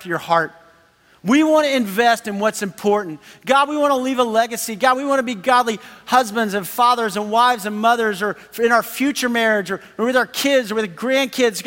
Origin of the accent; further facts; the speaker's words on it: Texas, United States; we're from Texas